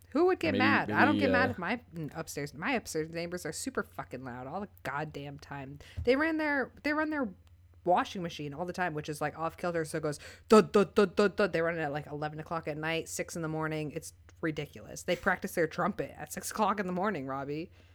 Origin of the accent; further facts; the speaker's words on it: Scotland, United Kingdom; Well, listen, I'm Scottish. I want to talk about Scotland.